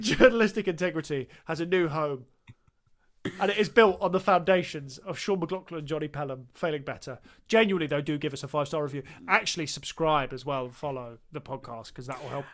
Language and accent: English; England, United Kingdom; I said, "England."